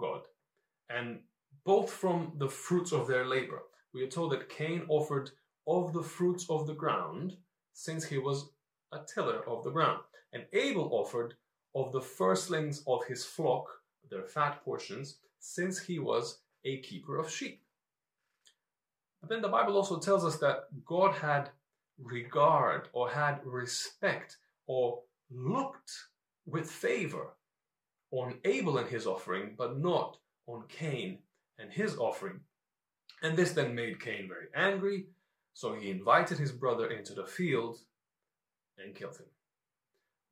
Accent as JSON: {"language": "English", "country": "North Macedonia", "tie": "born or raised there", "moved": "yes", "lives_now": "London, United Kingdom", "said": "growing up in Macedonia"}